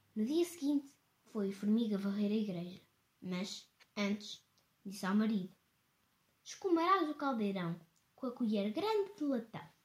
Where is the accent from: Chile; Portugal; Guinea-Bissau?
Portugal; tenho 9 anos e sou portuguesa